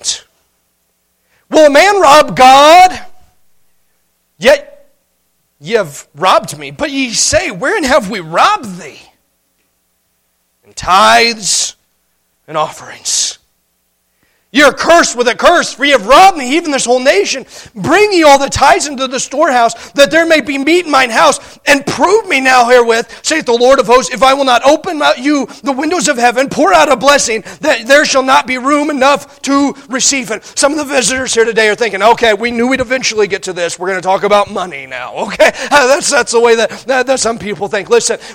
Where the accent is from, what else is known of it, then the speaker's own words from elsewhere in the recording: Indiana, United States; now in Montana, United States; When I grew up in Indiana